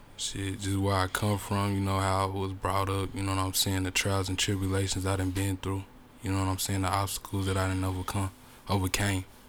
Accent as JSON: {"language": "English", "town": "Chicago", "region": "Illinois", "country": "United States", "also_born_or_lived": "Tulsa, Oklahoma", "moved": "yes", "lives_now": "Bartlesville, United States", "said": "I'm from Chicago, but I lived in Tulsa for many years"}